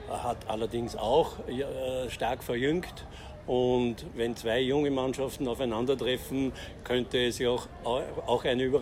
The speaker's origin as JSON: {"language": "German", "town": "Linz", "region": "Upper Austria", "country": "Austria", "said": "Ich bin aus Linz vom äh, Fanclub Powerplay Black Wings Linz"}